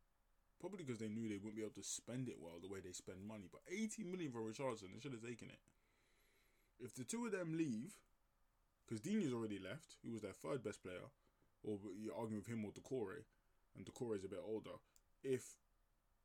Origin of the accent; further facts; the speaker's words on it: Nigeria; as a Nigerian myself